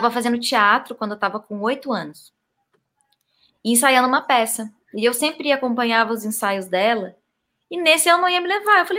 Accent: Salvador, Bahia, Brazil; born there; moved away; Eu nasci em Salvador, Bahia. Aí voltei a morar no Sul, porque a família toda era do Sul.

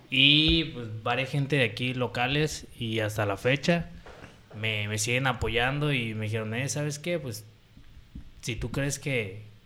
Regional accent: Puerto Vallarta, Jalisco, Mexico; soy originario de Puerto Vallarta, Jalisco, México. Pata salada de corazón.

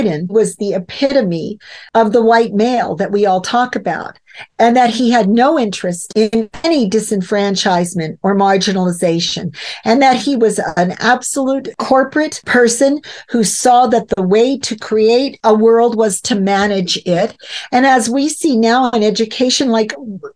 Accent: Canada; as a Canadian

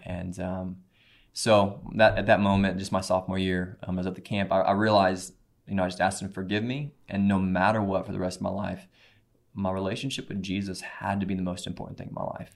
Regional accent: Cape Girardeau, Missouri, United States; I grew up in Cape Girardeau, Missouri.

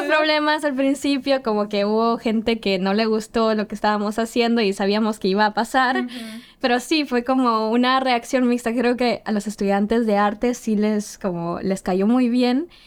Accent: Guatemala; now in Helsinki, Finland; yo soy guatemalteca, vengo de Guatemala

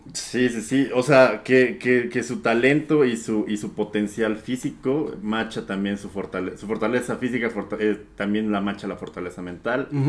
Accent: Mexico

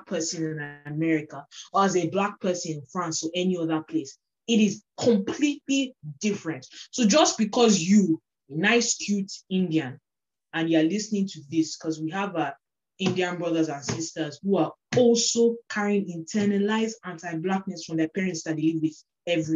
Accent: Nigeria; as a Nigerian person

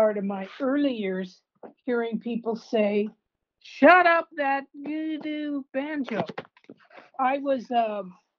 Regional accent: Canada; moved away; also born or lived in California; I was born in Canada and defected during a terrible blizzard

